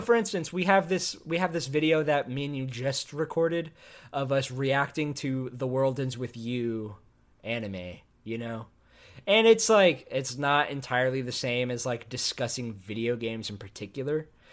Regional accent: Austin, Texas, United States; also born or lived in Tennessee / Indiana; I was raised in Austin, Texas as well.

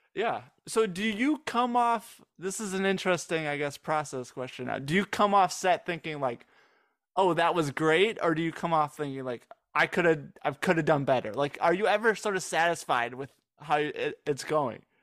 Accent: Michigan, United States; now in Dallas, United States; I was from Michigan

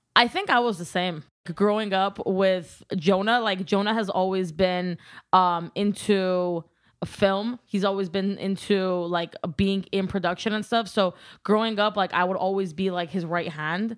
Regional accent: Glendale, California, United States; first language Armenian; English is a second language; I'm from Glendale, California

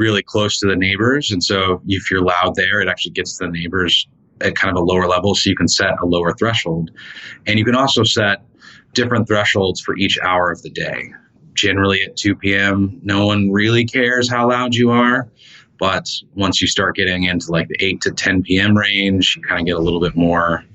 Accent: Austin, Texas, United States; now in Dallas, United States; But I grew up in Austin, which has its own startup culture. And so moving to Dallas was kind of a shock.

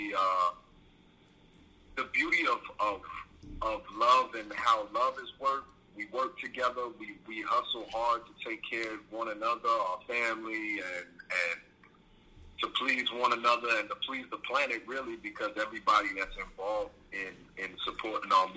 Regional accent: New Jersey, United States; now in Florida, United States; I'm originally from Jersey

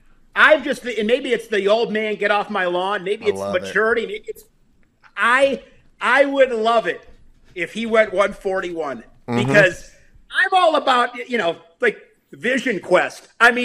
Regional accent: Wisconsin, United States; growing up in Wisconsin, going to watch Badger matches

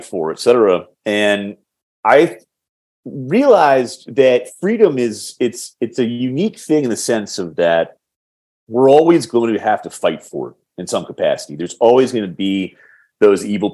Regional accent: Washington, District of Columbia, United States; I'm in Washington, D.C. at the moment, our nation's capital, my hometown

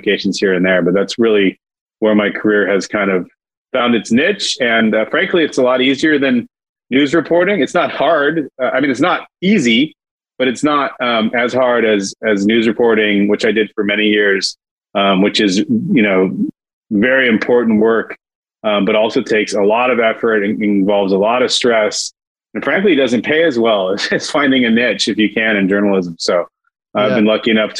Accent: San Jose, California, United States; now in Santa Barbara, United States; I was born up in San Jose, where I'm a fifth generation San Josean

